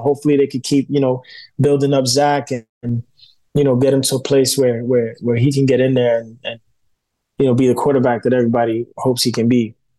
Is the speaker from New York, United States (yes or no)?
yes; New York City, New York, United States; I'm from New York. You know, I grew up in Bushwick in Brooklyn.